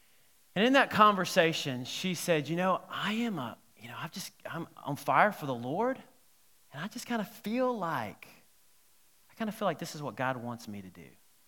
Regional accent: South Carolina, United States; I grew up in South Carolina my teen years, and I was asked to be in a commercial.

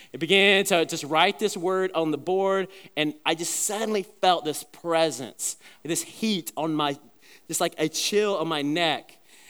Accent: South Carolina, United States; the church that I was growing up in South Carolina

